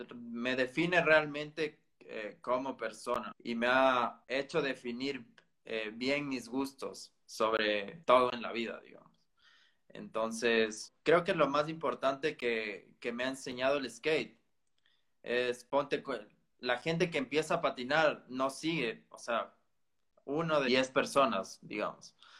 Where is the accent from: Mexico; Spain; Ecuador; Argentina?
Ecuador; yo soy ecuatoriano